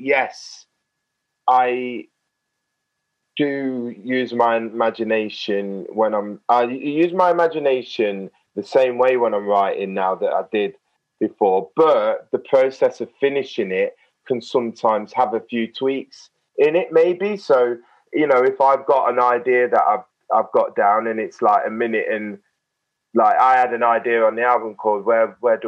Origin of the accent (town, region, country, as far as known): Nottingham, East Midlands, United Kingdom; born or raised there; also born or lived in Beeston; now in London, United Kingdom